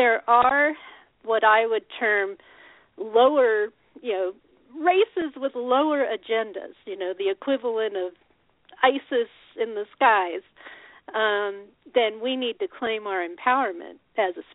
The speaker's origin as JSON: {"language": "English", "region": "Colorado", "country": "United States", "tie": "born or raised there", "moved": "yes", "lives_now": "Oregon, United States", "said": "I grew up in Colorado"}